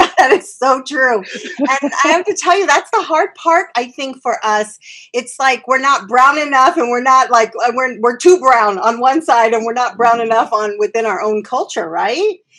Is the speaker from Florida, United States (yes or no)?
no; Phoenix, Arizona, United States; I grew up in South Phoenix and um, most of my time in South Phoenix